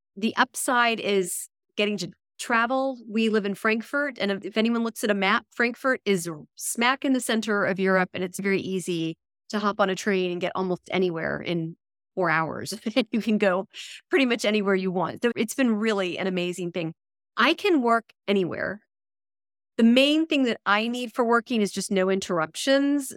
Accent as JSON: {"language": "English", "region": "Texas", "country": "United States", "also_born_or_lived": "New York City", "moved": "yes", "said": "I'm from Texas originally"}